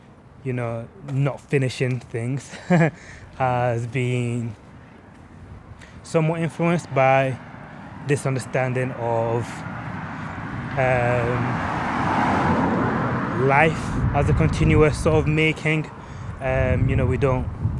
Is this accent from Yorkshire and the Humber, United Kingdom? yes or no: yes; Leeds, Yorkshire and the Humber, United Kingdom; I was on the border of working class as well, though growing up in Eastern Park.